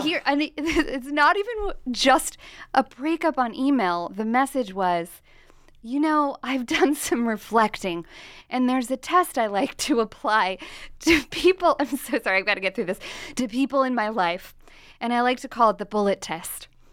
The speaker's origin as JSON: {"language": "English", "region": "Nebraska", "country": "United States", "said": "I am from Nebraska, okay? And I embrace, my attitude is Midwestern wisdom all the time"}